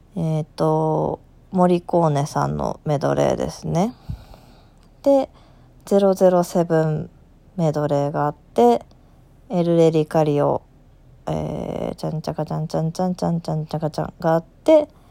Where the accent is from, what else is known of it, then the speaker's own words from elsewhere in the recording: Aichi, Japan; also born or lived in Osaka; 地元愛知の、えー、吹奏楽団の定期演奏会